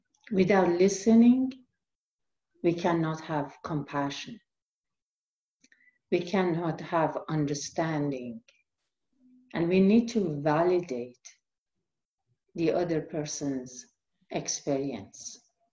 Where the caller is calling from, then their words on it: Medford, Oregon, United States; And I'm coming from Medford, Oregon.